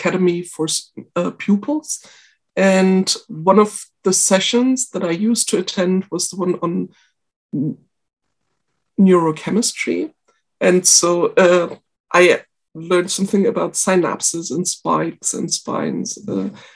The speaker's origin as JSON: {"language": "English", "region": "East Germany", "country": "Germany", "tie": "born or raised there", "also_born_or_lived": "Russia / Leipzig, Germany / Dresden, Germany", "said": "I was born in East Germany, and I attended primary school in Russia because my parents are scientists, and they worked there in the Eastern European equivalent of the CERN for 3 years"}